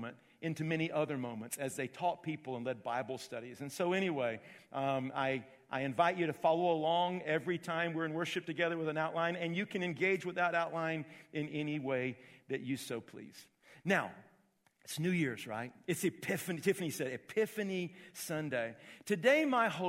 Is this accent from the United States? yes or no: yes; Augusta, Georgia, United States; moved away; I was called into ministry when I was 13 years of age in Augusta, Georgia. That's my hometown